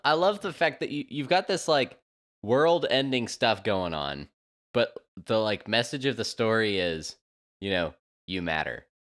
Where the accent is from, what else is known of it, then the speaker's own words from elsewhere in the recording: United States; as an American